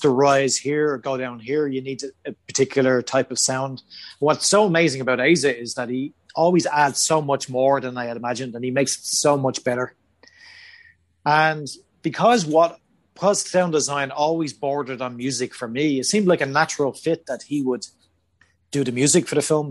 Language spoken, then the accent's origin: English; Ireland; moved away as an adult; I am Irish